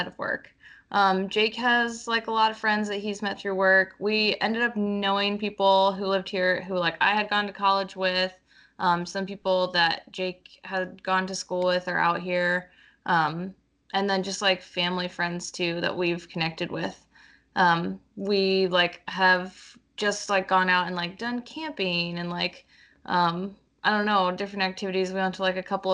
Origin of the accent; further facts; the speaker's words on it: Pennsylvania, United States; moved away as an adult; also born or lived in Virginia / Indianapolis; now in Seattle, United States; I grew up in Pennsylvania